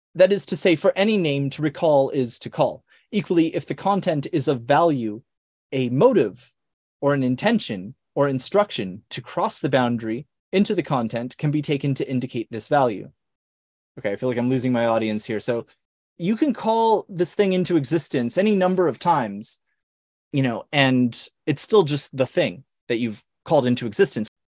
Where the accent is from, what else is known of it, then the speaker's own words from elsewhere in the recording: Long Island, New York, United States; also born or lived in San Diego; Saint Joseph's University here in my hometown out here in, in Long Island.